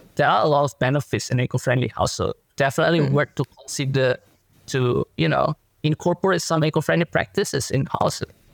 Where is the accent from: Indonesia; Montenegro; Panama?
Indonesia; now in Australia; my home country in Indonesia